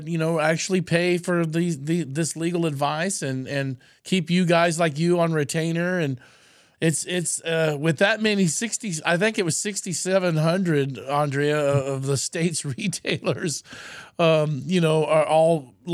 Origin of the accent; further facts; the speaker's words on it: Texas, United States; as a Texan